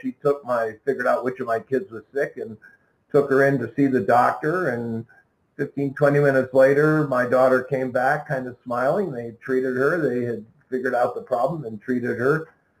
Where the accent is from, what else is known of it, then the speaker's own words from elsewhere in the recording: United States; I'm American. We lived in America.